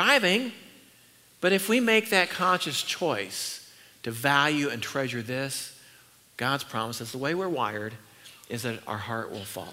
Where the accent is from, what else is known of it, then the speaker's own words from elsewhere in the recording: Northern California, United States; I was raised in Northern California where there are redwood trees